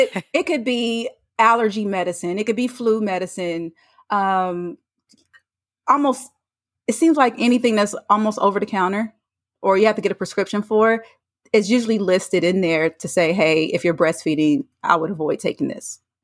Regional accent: North Carolina, United States; moved away; I'm from North Carolina. I went home to see family.

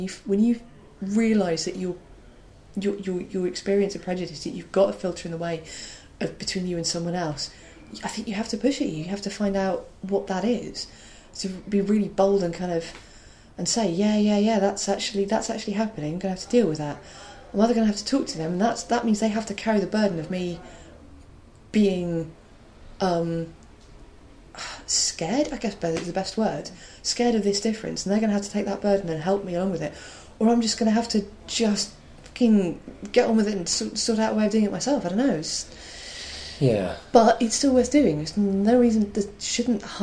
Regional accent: Wales, United Kingdom; accent: Welsh; moved away; also born or lived in Cardiff

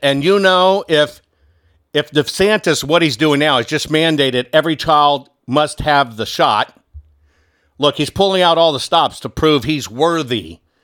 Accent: Texas, United States; I call Texas my home state 'cause that's just where I spent most of my life.

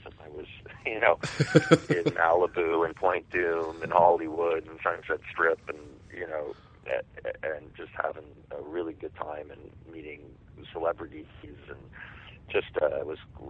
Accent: Toronto, Ontario, Canada; You know, I love Toronto. You know, you tend to take for granted the place you're from.

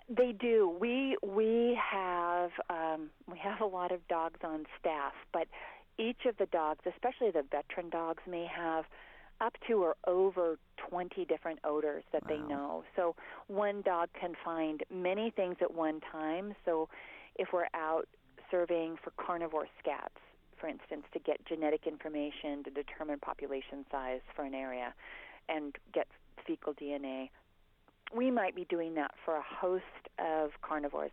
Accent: Montana, United States; I grew up in Montana

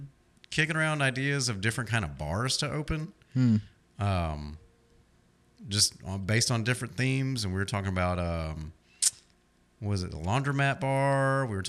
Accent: Syracuse, New York, United States; I came from Syracuse, New York, which is basically Birmingham, just up north.

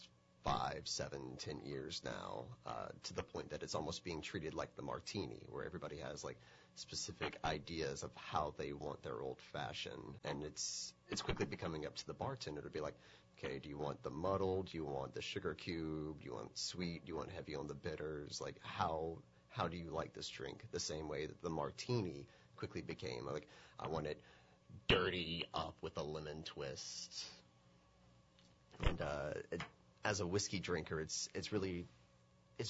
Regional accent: Georgia, United States; moved away; I'm from Georgia originally

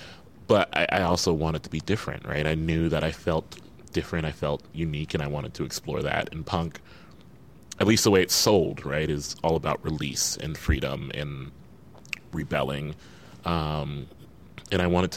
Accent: Midwest, United States; I come from the Midwest

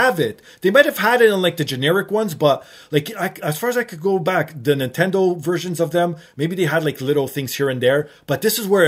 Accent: Canada; being Canadian

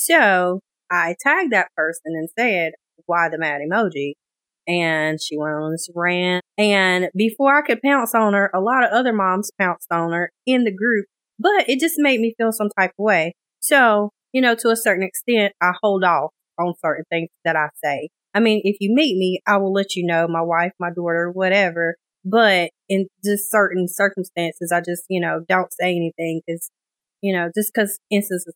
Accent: Shelby, North Carolina, United States; moved away as an adult; now in Raleigh, United States; I was born and raised in a small town called Shelby

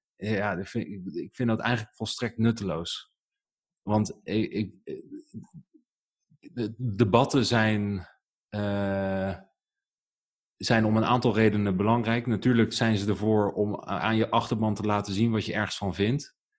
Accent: Netherlands; born or raised there; also born or lived in Germany

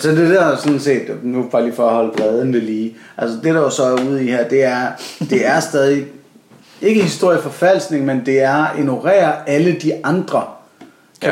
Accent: Copenhagen, Capital Region of Denmark, Denmark; jeg er en barnløs københavner

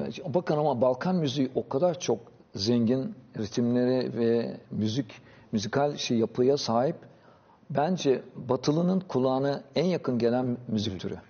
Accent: Thrace, Turkey; also born or lived in Paris, France; Trakya'da bizde vardı. Özellikle benim doğup büyüdüğüm yerde.

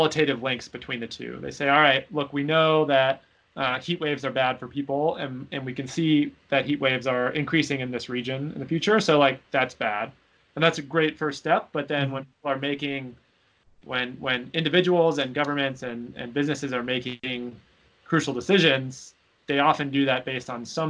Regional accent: Seattle, Washington, United States; I'm from Seattle. Hurricanes were not a challenge that we thought about frequently in Seattle

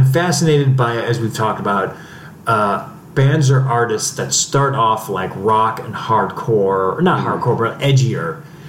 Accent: Cleveland, Ohio, United States; I grew up with him in Cleveland.

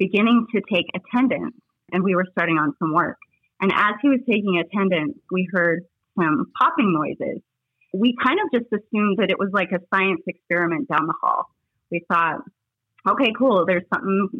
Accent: Littleton, Colorado, United States; also born or lived in Denver, Colorado; I was born and raised in Littleton, Colorado.

